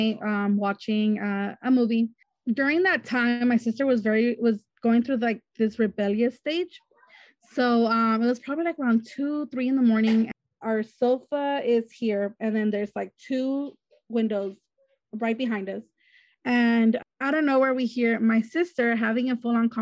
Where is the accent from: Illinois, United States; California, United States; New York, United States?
California, United States; Wilmington; I'm from Wilmington, California